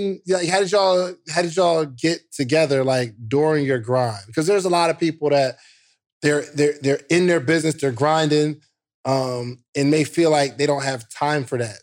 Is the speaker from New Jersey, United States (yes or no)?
yes; New Jersey, United States; I'm from Wa-, Warren Belt, New Jersey